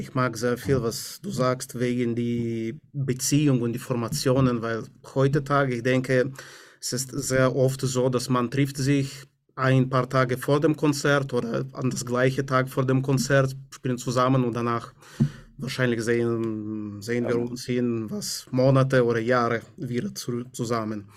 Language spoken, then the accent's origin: German; Moldova; German is a second language; moved away; ich komme aus Moldawien